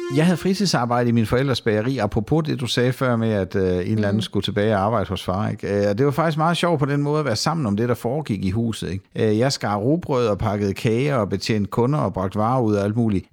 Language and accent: Danish; Sønderborg, Southern Denmark, Denmark; also born or lived in Esbjerg / Kolding; jeg er jo fra Sønderborg, og mm. på nær et par afstikker til Esbjerg og Kolding, så har jeg boet der hele mit liv og bor der stadigvæk